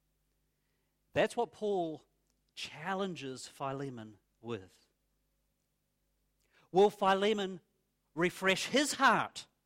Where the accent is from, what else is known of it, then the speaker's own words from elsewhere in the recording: New Zealand; moved away as an adult; now in Australia; when I was growing up in New Zealand